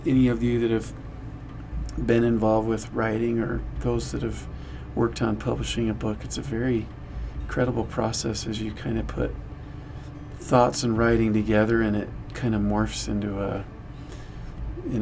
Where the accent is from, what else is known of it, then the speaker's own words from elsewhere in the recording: Layton, Utah, United States; I grew up in Layton, Utah